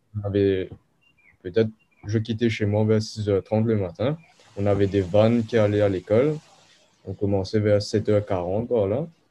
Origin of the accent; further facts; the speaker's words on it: Mauritius; also born or lived in South Africa / France; je suis mauricien, mais je suis né en Afrique du Sud. Ok. Et mes parents sont mauriciens. Du coup, j'ai passé majoritairement ma vie à Maurice